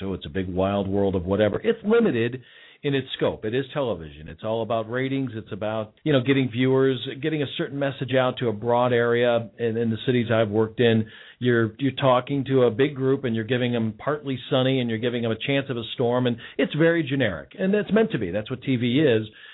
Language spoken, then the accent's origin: English; Elmwood Park, Illinois, United States; now in Cincinnati, United States; I grew up originally in the Chicago area, on the near west side of Chicago in a little suburb called Elmwood Park